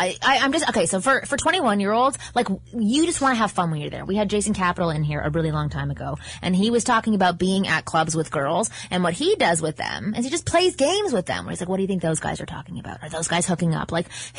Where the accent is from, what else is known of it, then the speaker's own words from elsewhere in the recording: London, United Kingdom; I'm 21 from London in uni.